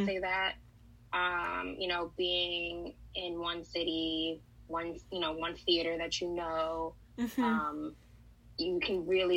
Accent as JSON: {"language": "English", "town": "New York City", "region": "New York", "country": "United States", "said": "I'm from New York, I'm from Brooklyn"}